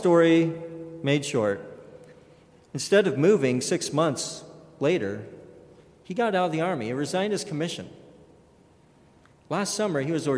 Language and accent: English; Kellogg, Idaho, United States; growing up in St. Rita's Catholic Church in Kellogg, Idaho, a very, very small town